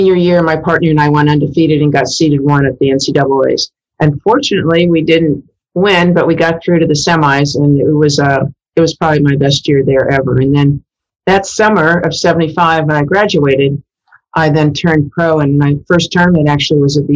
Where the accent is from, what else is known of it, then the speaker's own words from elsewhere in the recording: Iowa, United States; moved away; I'm from Iowa, so that's in the Missouri Valley.